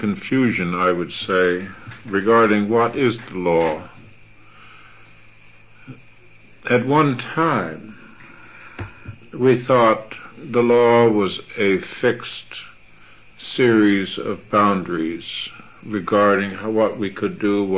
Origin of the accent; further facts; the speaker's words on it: United States; as an American